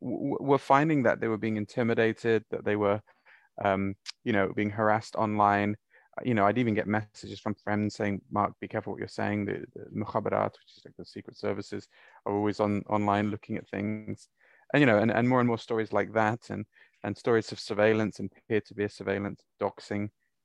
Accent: Bahrain; also born or lived in Saudi Arabia; And I grew up in the Gulf. I grew up in Bahrain and Saudi.

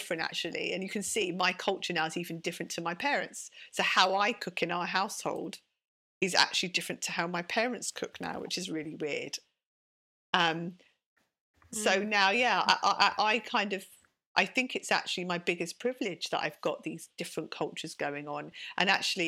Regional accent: London, United Kingdom; accent: British; also born or lived in Sidcup, Kent; I'm a Londoner. I was raised in central London. I went to school in Baker Street

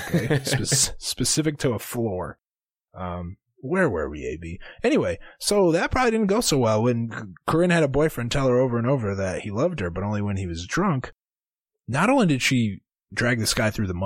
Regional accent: Arkansas, United States; I'm from Arkansas.

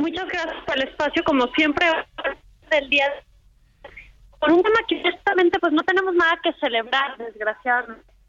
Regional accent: Mexico; como mexicanos

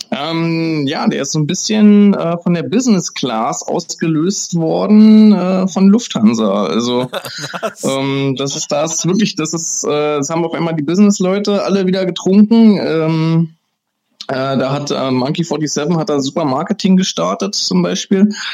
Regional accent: Germany; als Deutscher

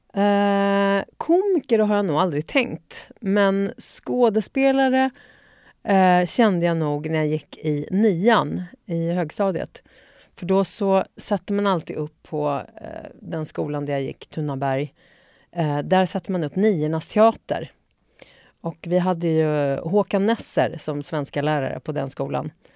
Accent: Uppsala, Uppsala County, Sweden; Jag kommer från eh, mitt i stan, eh, Luthagen. Eh, född och uppvuxen där

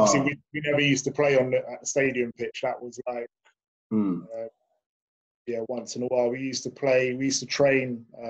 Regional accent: London, United Kingdom; also born or lived in Edmonton, London; From North London, yeah. So I grew up in Hornsey, Crouch End. And then moved to Edmonton, sort of my GCSE year.

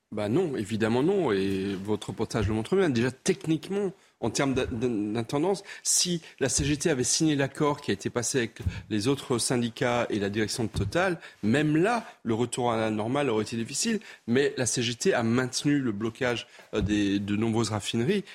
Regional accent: Alsace, Grand Est, France; moi, je suis alsacien

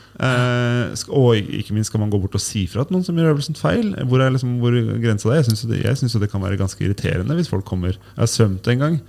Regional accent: Tønsberg, Vestfold, Norway; Jeg kommer fra Eik i Tønsberg.

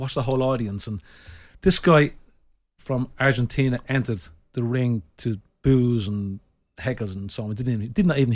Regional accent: Ireland; I am an Irish gentleman

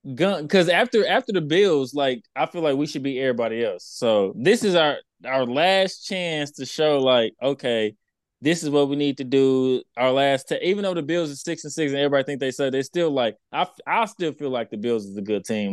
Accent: Texas, United States; I'm from Texas

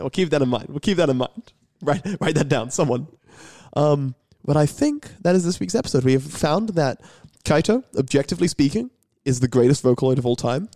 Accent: England, United Kingdom; I'm English

